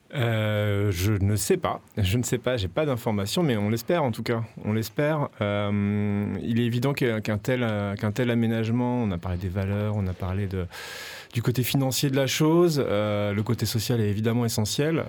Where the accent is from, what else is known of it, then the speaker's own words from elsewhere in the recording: Paris, Île-de-France, France; now in Marseille, France; je suis parisien d'origine